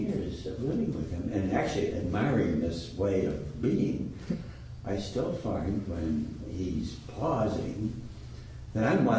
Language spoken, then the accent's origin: English; Northeast, United States; moved away; I grew up in the Northeast where everybody talks rapidly, and interrupting each other is not considered rude, it's considered engaged.